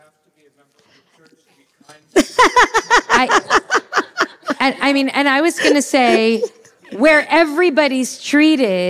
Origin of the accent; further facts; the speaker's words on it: New Jersey, United States; also born or lived in New York; now in Los Angeles, United States; I'm a New Yorker. I'm from New Jersey, honestly, truth be told. But I lived in New York for 12 years, the formative years